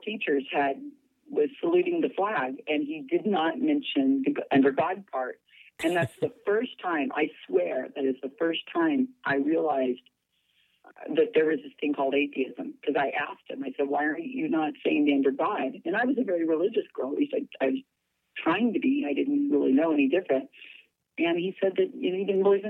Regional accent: Salinas, California, United States; I'm born and raised in Salinas, California.

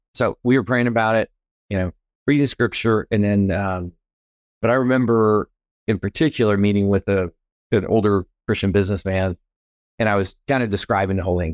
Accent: Texas, United States; moved away as an adult; also born or lived in Wichita Falls, Texas / Temple, Texas / San Antonio, Texas / California; now in Chattanooga, Tennessee, United States; I was born and raised here in Texas, and, uh, multi-generational Texan

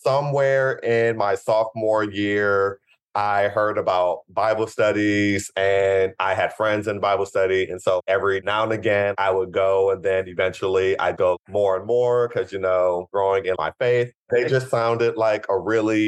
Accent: Cleveland, Ohio, United States; I am from Ohio originally, Cleveland, Ohio, the actual city of Cleveland, not a suburb

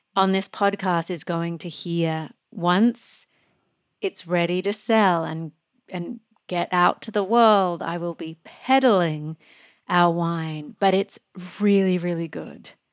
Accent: Australia; moved away; when I grew up in Australia

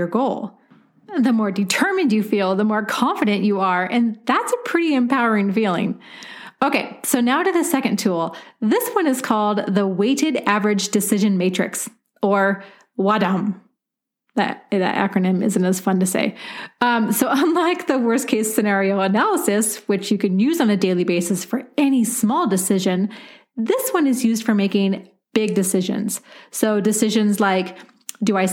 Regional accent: Portland, Oregon, United States; moved away as an adult; now in Denver, United States; Portland, Oregon, which is my hometown

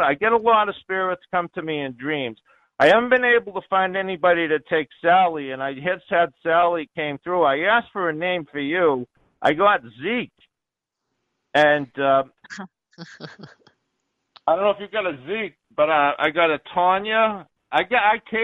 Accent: Onset, Massachusetts, United States; I'm from that area. I'm a spiritualist from Onset, Massachusetts

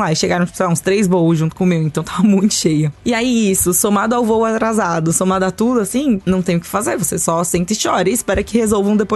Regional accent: Brazil

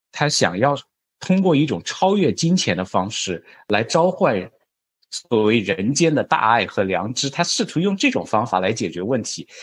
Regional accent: China; 我们中国人改革开放时代经常听到的一句话

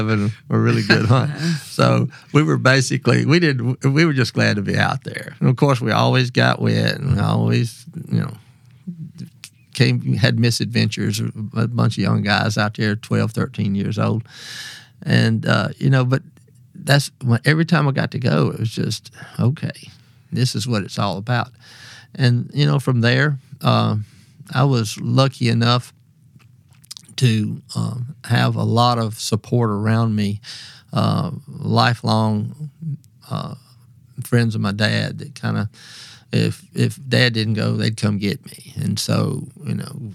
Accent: Mississippi Delta, United States; I grew up in the Mississippi Delta. My dad farmed

